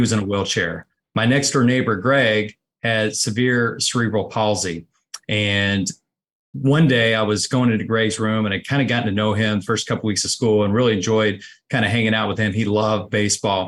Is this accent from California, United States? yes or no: no; Connersville, Indiana, United States; I grew up, uh, about sixty-five miles, uh, southeast of, uh, Indianapolis, uh, a small community called Connorsville, Indiana